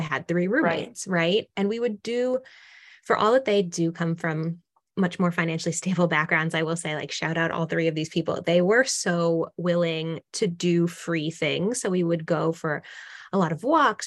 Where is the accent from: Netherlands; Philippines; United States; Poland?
United States; Massachusetts; now in Austin, United States; I'm originally from Massachusetts, but I was living in, you know, still living in Austin, Texas